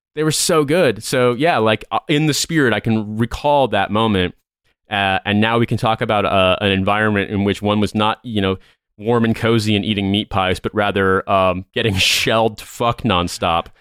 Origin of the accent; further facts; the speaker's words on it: United States; as an American